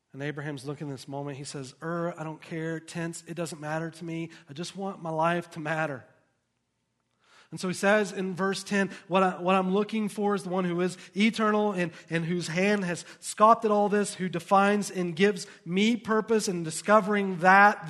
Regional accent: the South, United States; now in Lehi, United States; I grew up in the South, in a very poor environment

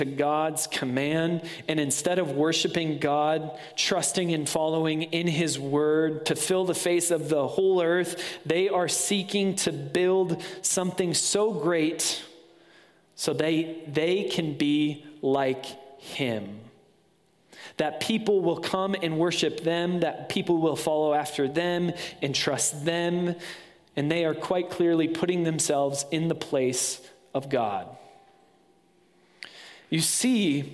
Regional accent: West Michigan, United States; moved away; Being from West Michigan, there's Zondervan

